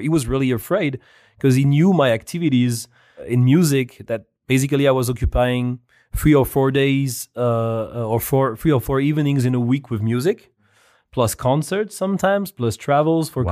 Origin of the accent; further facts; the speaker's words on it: France; moved away; I was born in France, where I've spent more than half my life